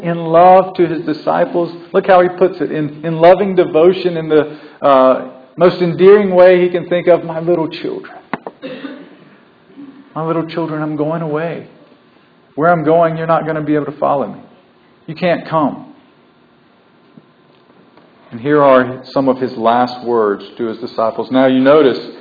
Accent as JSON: {"language": "English", "region": "the South", "country": "United States", "tie": "born or raised there", "said": "I'm a southern boy born and bred in the South"}